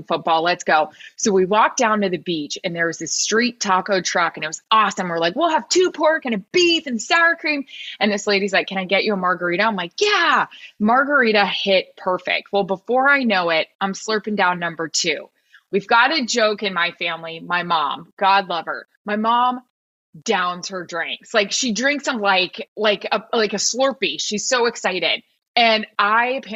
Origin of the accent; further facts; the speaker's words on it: Florida, United States; Like I am from Florida